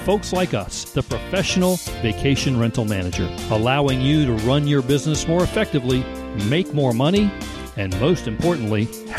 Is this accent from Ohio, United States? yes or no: no; Outer Banks, North Carolina, United States; also born or lived in Sandbridge, United States; from the Outer Banks of North Carolina and Sandbridge, Virginia.